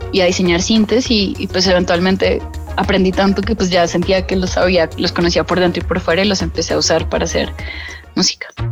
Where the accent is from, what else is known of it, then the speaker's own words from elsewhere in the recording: Colombia; moved away as an adult; also born or lived in Boston, United States; now in New York, United States; cuando estaba creciendo en Colombia. Yo me fui a vivir a Estados Unidos a, los 19, 18